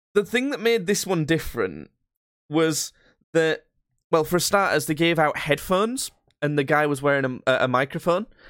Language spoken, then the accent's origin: English; Yorkshire and the Humber, United Kingdom; we're from Yorkshire